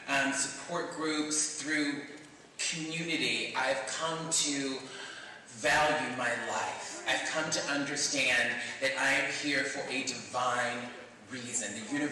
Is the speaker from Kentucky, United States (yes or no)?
no; Mobile, Alabama, United States; moved away; And I'm from Mobile, Alabama, so I grew up being bullied.